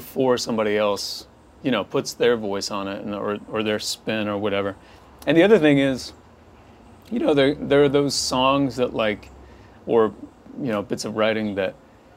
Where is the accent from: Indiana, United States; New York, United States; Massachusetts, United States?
Indiana, United States; moved away as an adult; now in Nashville, United States; I'm from Indiana, and my wife and our kids and I moved down here 7 years ago